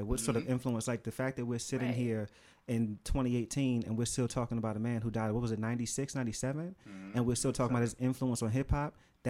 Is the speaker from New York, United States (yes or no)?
yes; New York City, New York, United States; I'm from Brooklyn, so I mean, I know that's an influence at the same time.